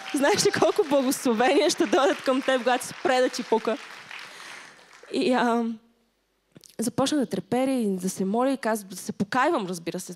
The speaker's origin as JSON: {"language": "Bulgarian", "town": "Stara Zagora", "region": "Stara Zagora Province", "country": "Bulgaria", "also_born_or_lived": "England", "moved": "yes", "lives_now": "Sofia, Bulgaria", "said": "не съм родена в София и съм от Стара Загора"}